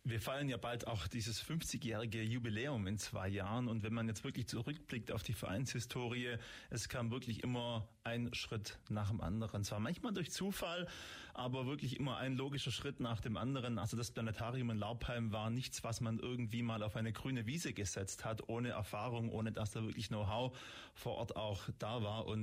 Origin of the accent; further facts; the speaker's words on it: Baden-Württemberg, Germany; Familie, meiner Frau und meinen beiden Kindern etwas außerhalb in Munderkingen. Also auf jeden Fall auch ein Kind der Region sozusagen.